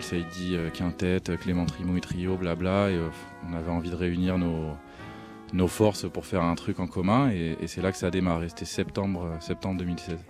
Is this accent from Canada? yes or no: no; Alfortville, Île-de-France, France; also born or lived in New York; je viens d'Alfortville